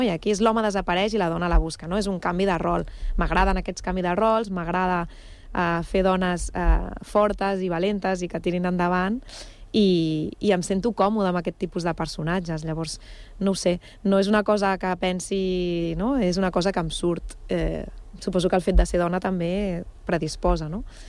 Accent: Barcelona, Catalonia, Spain; now in Badalona, Spain; jo vaig néixer a Barcelona però, però Badalona és la meva ciutat d'adopció

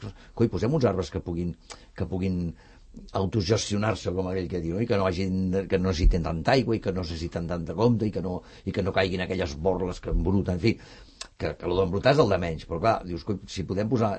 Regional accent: Barcelona, Catalonia, Spain; jo sóc de Gràcia també

